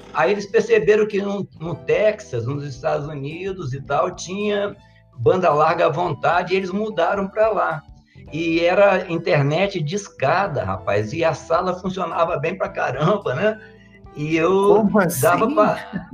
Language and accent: Portuguese; Colatina, Espírito Santo, Brazil; also born or lived in Vila Velha; now in Santa Teresa, Brazil; eu nasci em Colatina, é, em 1961